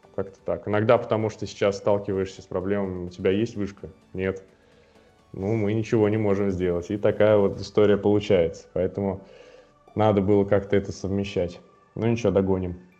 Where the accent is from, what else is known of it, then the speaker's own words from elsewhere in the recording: Almetyevsk, Tatarstan, Russia; moved away; Изначально я сам вообще из Альметьевска, это город 150 э, тысяч населения и в Татарстане. И я там начинал